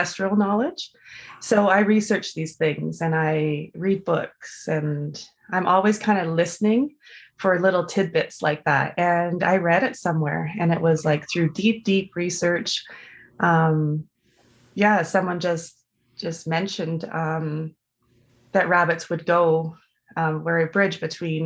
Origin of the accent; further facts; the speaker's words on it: Vancouver, British Columbia, Canada; I grew up in Vancouver.